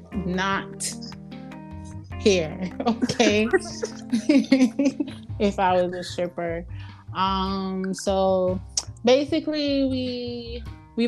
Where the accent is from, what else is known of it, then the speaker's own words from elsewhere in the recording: New York City, New York, United States; moved away as an adult; also born or lived in Jamaica; now in Atlanta, United States; I was born in Jamaica, but I was raised in Brooklyn. I moved to Atlanta almost 8 years ago.